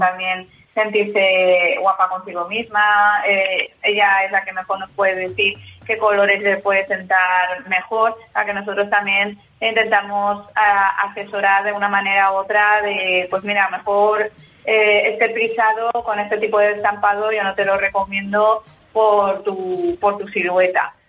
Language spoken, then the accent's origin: Spanish; Valencia, Valencian Community, Spain; mi punto de partida es mi tierra, eh, que es Valencia